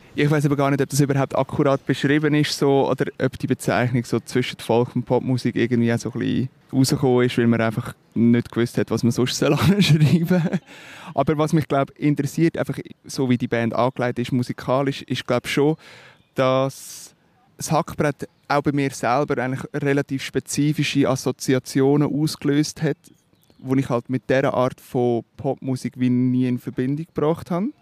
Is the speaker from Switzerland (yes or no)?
yes; Switzerland; accent: Swiss German; first language Swiss German; natürlich ist Schweizerdeutsch meine Muttersprache